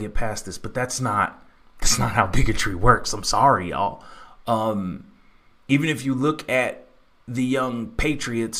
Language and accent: English; Texas, United States; I grew up in Texas